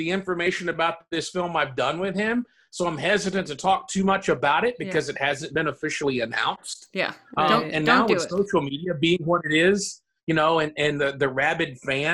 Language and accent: English; United States; being an American